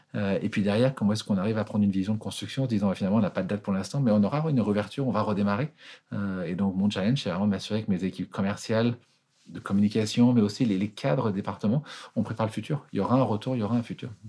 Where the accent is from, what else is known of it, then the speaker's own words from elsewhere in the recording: Annecy, Auvergne-Rhône-Alpes, France; moved away as an adult; also born or lived in London; now in Geneva, Switzerland; je suis français, euh, né à Annecy, en Haute-Savoie